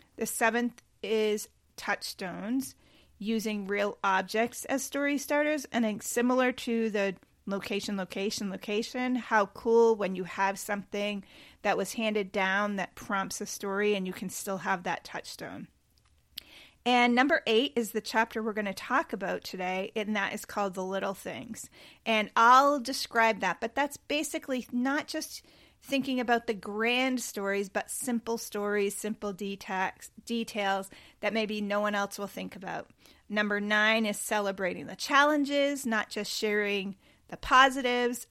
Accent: Cape Cod, Massachusetts, United States; we grew up on Cape Cod

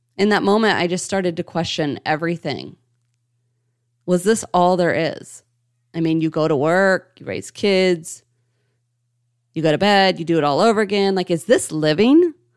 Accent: St. Marys, Ohio, United States; now in Indianapolis, United States; Originally, I was born and raised in Saint Mary's, Ohio, and I currently reside in Indianapolis, Indiana

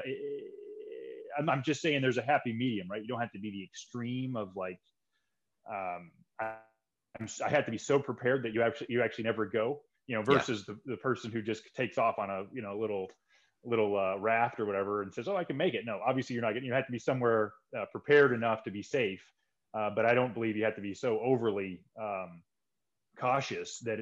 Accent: Missouri, United States; moved away as an adult; also born or lived in Los Angeles, California; So I grew up in Missouri in the U.S. here, which is smack dab in the center of the United States

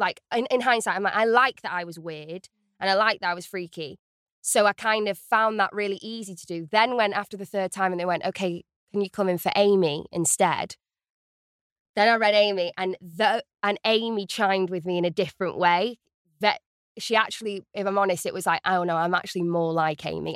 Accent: Stockport, North West England, United Kingdom; I am from Stockport in the northwest of England

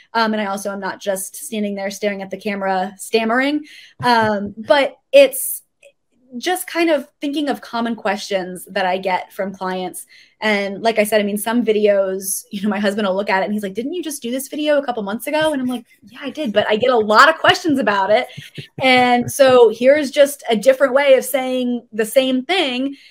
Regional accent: South Florida, United States; I am actually originally from South Florida

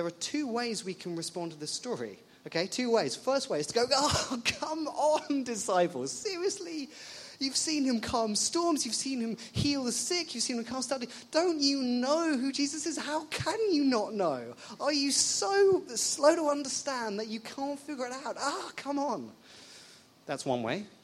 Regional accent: England, United Kingdom; moved away as an adult; now in Ottawa, Canada; I'm not Canadian. I'm from England.

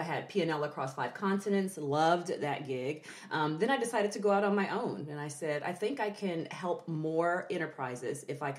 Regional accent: Texas, United States; also born or lived in Santa Cruz, California; Well, I say I'm a Texas girl, but I'm really a Cali girl. I was born in Santa Cruz, California.

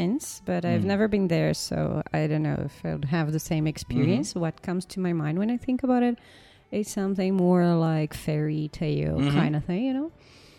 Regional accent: Campinas, São Paulo, Brazil; I grew up here.

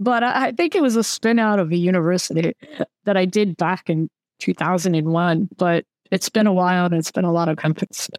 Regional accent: United States; moved away; I'm American

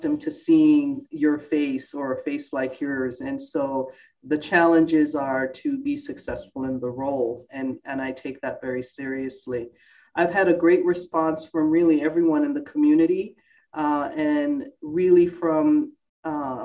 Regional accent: New York City, New York, United States; now in Albany, United States; I grew up in Brooklyn, New York

